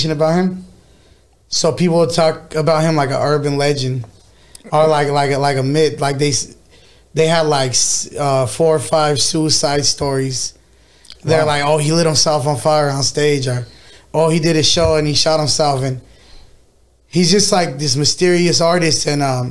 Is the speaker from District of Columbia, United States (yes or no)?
no; Fresno, California, United States; Born and raised in Fresno my whole life